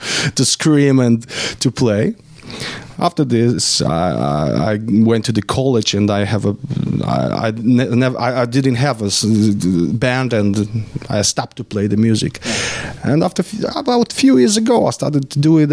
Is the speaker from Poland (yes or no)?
yes; Poland